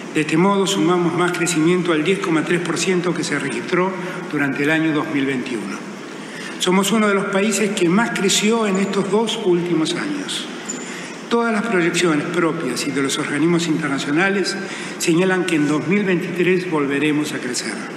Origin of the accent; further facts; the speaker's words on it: Buenos Aires, Argentina; Soy orgullosamente porteño